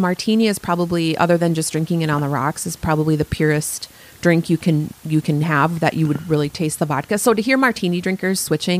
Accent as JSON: {"language": "English", "town": "Montgomery", "country": "United States", "tie": "born or raised there", "said": "Montgomery's my hometown."}